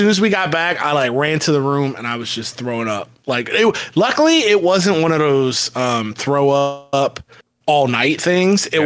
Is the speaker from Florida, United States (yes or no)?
yes; Tampa, Florida, United States; If anybody doesn't know, I'm I'm from the Tampa Bay area